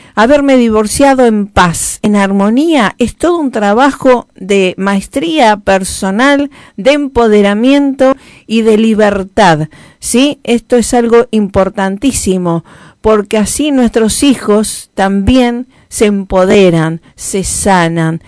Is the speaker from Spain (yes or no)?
no; Rosario, Santa Fe, Argentina; embajadora de paz en mi tierra natal